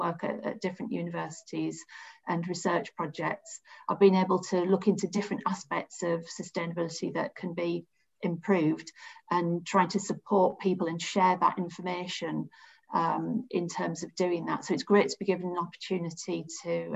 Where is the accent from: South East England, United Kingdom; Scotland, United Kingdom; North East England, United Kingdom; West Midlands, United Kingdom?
North East England, United Kingdom; the Northeast; I grew up and studied in the Northeast